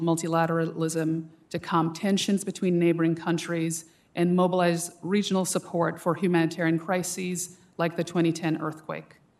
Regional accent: Jamaica; now in United States; the school year spent in the beauty and vulnerability of my father's home country in Jamaica

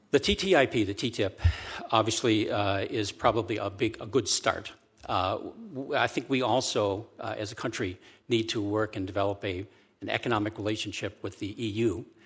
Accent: Indiana, United States; moved away; also born or lived in Wisconsin; my own upbringing in the heart of America's Midwest in Indiana, where I was born on the Fourth of July, and Wisconsin, where I lived and worked for most of my life.

